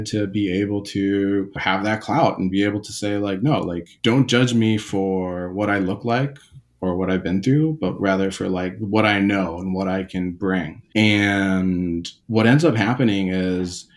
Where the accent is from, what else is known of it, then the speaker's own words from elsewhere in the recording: Takoma Park, Maryland, United States; I grew up in like, you know, Tacoma Park, Langley Park, Silver Spring, this part of Maryland that was still like urban and kind of like part of DC.